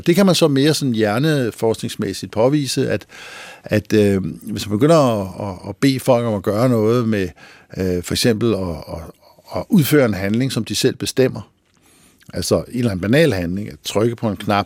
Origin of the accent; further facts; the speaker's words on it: Lønby, Denmark; Mig og rødderne der fra det rækhuskvarter i Lønby, hvor jeg voksede op